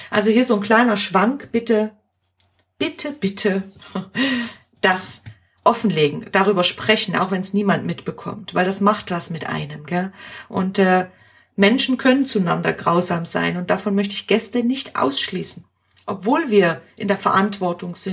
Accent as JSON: {"language": "German", "country": "Germany", "lives_now": "Switzerland", "said": "warum hier überhaupt äh, ich als Deutsche arbeite und äh, ich solle gehen."}